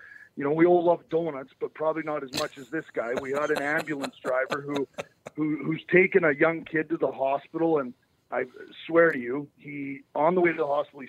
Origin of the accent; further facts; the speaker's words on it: Canada; I'm from Canada. Obviously, you guys, Minnesota. I mean, the weather forecast when I grew up was never accurate.